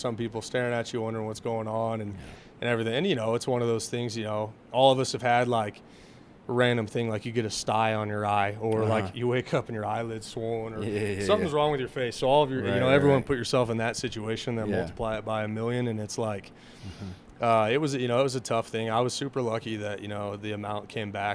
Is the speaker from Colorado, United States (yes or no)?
yes; Craig, Colorado, United States; now in Alamosa, United States; growing up in Craig